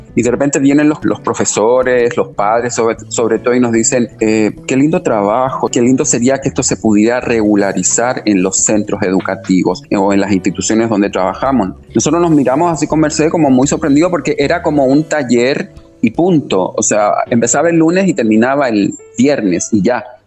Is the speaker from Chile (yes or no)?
yes; Chile; also born or lived in Argentina; now in Asunción, Paraguay; yo nací en Chile, eh, luego estuve un tiempo estudiando en Argentina también y luego eh, anclé acá en, Asunción.